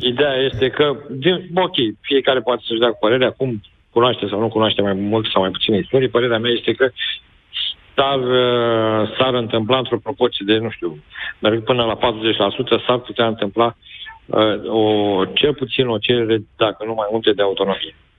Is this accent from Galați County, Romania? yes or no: yes; Galați, Galați County, Romania; sunt fiind din Galați, îți dai seama că aici, în sudul Moldovei